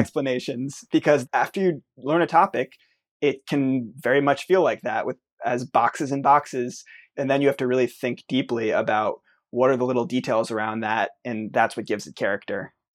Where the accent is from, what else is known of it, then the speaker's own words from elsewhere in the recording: United States; I'm an American